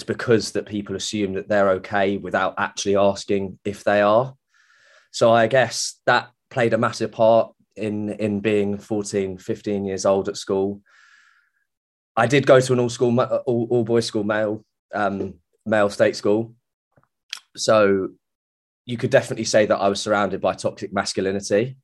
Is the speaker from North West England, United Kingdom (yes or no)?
yes; Manchester, North West England, United Kingdom; moved away as an adult; also born or lived in Florida; now in Banstead, United Kingdom; I grew up around in the Manchester area